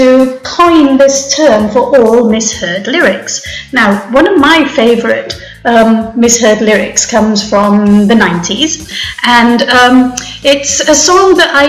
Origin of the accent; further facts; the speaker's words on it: Wales, United Kingdom; I'm Welsh